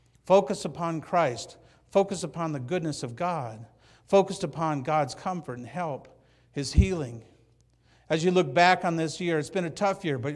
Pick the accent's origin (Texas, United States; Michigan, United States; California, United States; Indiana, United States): Michigan, United States; Hazel Park; now in Banning, United States; I grew up in Hazel Park, Michigan, just outside Detroit.